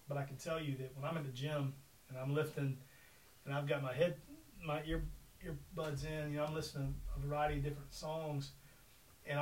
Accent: Mississippi, United States; growing up in the great state of Mississippi

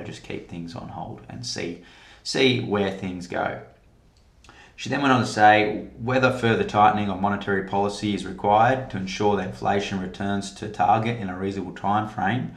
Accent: Western Australia, Australia; my home state of Western Australia

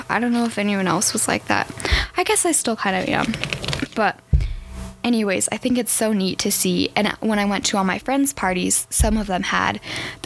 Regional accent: Arizona, United States; now in Colorado, United States; I grew up in Arizona, so I'm very excited to be moving back

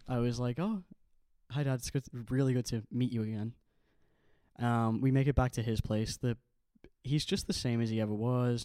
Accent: Ireland; also born or lived in Manchester, England; now in Liverpool, United Kingdom; I was born in Ireland, grew up in Ireland, and when my parents split, my mom got custody of me and I came to England with her.

